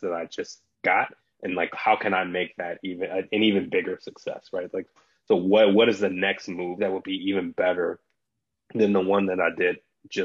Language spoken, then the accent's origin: English; Detroit, Michigan, United States; moved away as an adult; also born or lived in San Francisco; So I grew up in Detroit, Michigan.